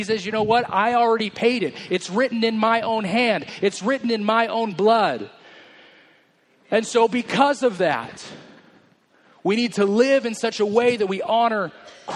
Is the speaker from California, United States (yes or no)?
yes; Merced, California, United States; I grew up in Merced